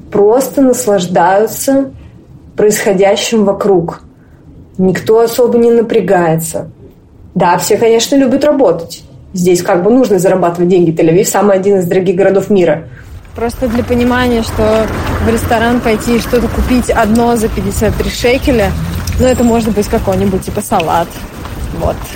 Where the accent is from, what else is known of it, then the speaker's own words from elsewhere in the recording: Moscow, Russia; moved away as an adult; now in Tel Aviv, Israel; мне 26 лет, я коренная москвичка. Сейчас я живу в Израиле, в Тель-Авиве, а, переехала я в конце мая, 25 числа.